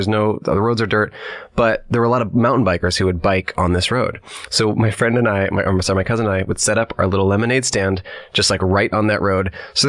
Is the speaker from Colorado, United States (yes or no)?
yes; Colorado, United States; also born or lived in Bay Area, California; I grew up in Colorado, and I camped a lot growing up. Actually, when we moved to Colorado, I was 9 years old, and I lived in the Bay Area, and then my mom moved me and my two siblings to Colorado.